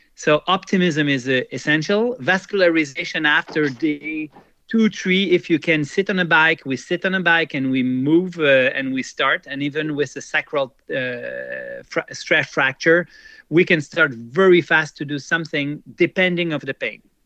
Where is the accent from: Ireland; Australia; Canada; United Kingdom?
Canada; Quebec; also born or lived in Jura, Switzerland; I immigrated when I was young, 10 years old and uh, so I grew up in Canada, and I feel a lot more Canadian and Quebecer than uh, Swiss.